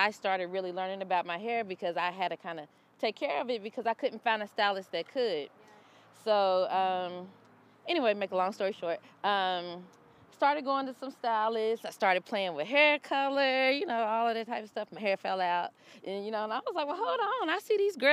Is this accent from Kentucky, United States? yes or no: yes; Kentucky, United States; now in Atlanta, United States; I moved to Atlanta. I'm originally from Kentucky. I moved to Atlanta in 2005